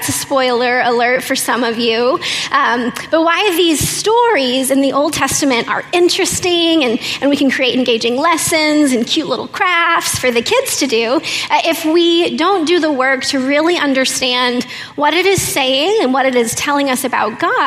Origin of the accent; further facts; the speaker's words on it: Oklahoma, United States; I'm from Oklahoma